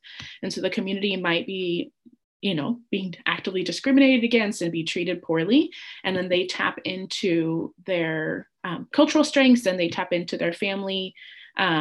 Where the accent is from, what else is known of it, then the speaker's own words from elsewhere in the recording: United States; I was born in the United States